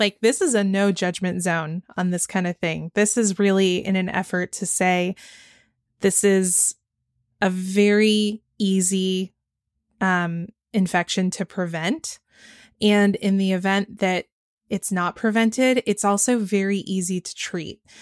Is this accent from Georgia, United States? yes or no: yes; Georgia, United States; growing up in Georgia where they do abstinence only education